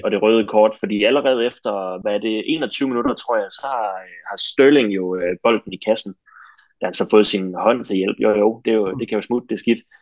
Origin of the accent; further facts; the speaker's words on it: Denmark; som danskere